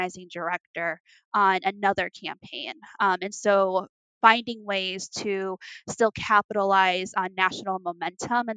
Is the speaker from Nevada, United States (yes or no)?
yes; Las Vegas, Nevada, United States; Nevada, which is where I'm from. I'm from Las Vegas.